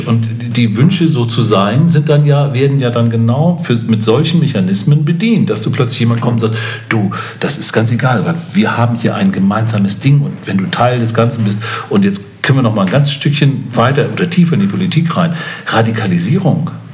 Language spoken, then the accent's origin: German; Hamburg, Germany; auch als Hamburger